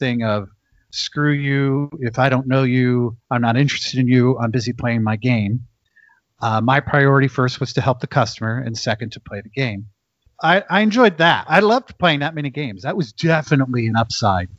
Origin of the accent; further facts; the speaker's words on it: Macomb, Illinois, United States; moved away; also born or lived in Las Vegas; I was visiting my mother in my hometown. And she used to own a toy store in my town. It's a little college town, Macomb, Illinois